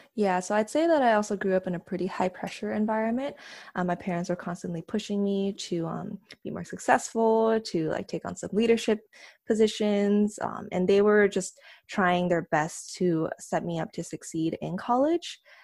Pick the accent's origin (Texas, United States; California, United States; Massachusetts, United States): California, United States; San Diego; moved away as an adult; now in South Bay, United States; right now I live in South Bay, but, um, I grew up in San Diego